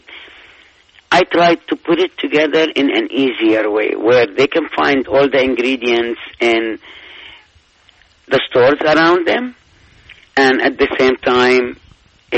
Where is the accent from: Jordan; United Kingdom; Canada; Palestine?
Palestine; now in United States; I'm from Palestine